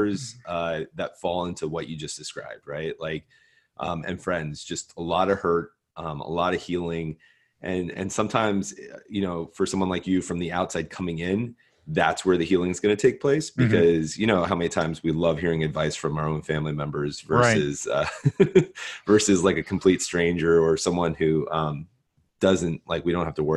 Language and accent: English; New Jersey, United States; now in Baltimore, United States; growing up in Jersey